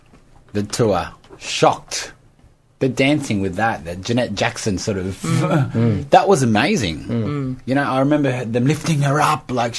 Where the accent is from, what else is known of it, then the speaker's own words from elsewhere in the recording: Australia; I was 31 and I was in London and I'm from Australia